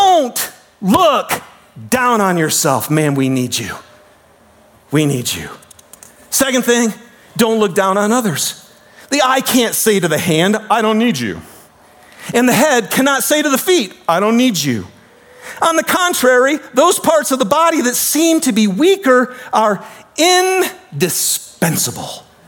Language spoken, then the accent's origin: English; United States; we grew up in America